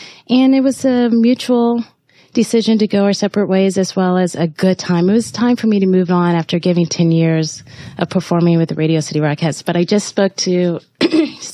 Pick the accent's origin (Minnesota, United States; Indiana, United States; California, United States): Indiana, United States; Indianapolis; I grew up in Indianapolis